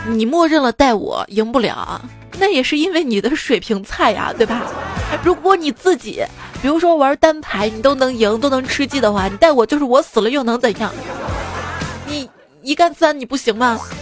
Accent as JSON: {"language": "Chinese", "town": "Xi'an", "region": "Shaanxi", "country": "China", "tie": "born or raised there", "said": "我从小长在西安"}